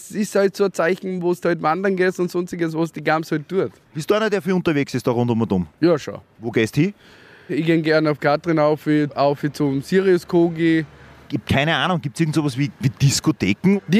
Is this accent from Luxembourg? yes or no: no; Bad Ischl, Upper Austria, Austria; Genau, bin gebürtiger Ischler, ja? in Ischl aufgewachsen. In Ischl haben wir eigentlich schon einiges zum Bieten.